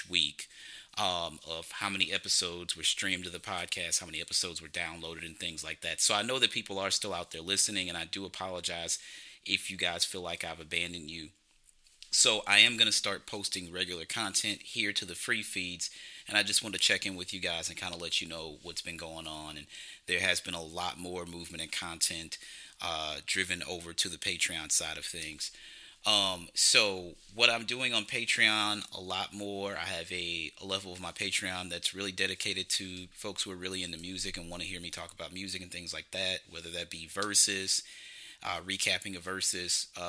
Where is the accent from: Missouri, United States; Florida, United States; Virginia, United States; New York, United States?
Missouri, United States; St. Louis; I'm from St. Louis, Missouri